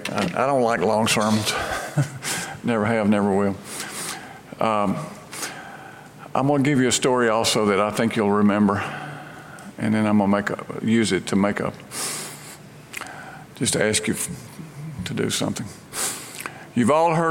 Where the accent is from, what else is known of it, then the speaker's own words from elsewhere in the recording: Brandon, Mississippi, United States; moved away as an adult; now in Memphis, United States; my hometown in Brandon, Mississippi